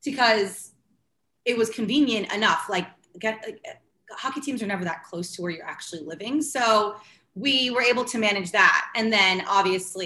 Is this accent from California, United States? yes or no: no; New Jersey, United States; moved away as an adult; now in New York City, United States; I'm born and raised in New Jersey, which is only about 45 minutes